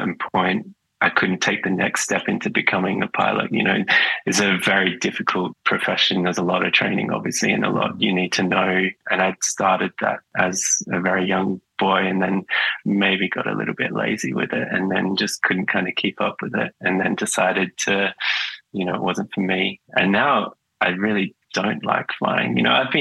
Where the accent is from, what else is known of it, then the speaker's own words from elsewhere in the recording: Perth, Western Australia, Australia; moved away as an adult; now in Melbourne, Australia; I grew up in Perth, sort of on the outer suburbs of Perth.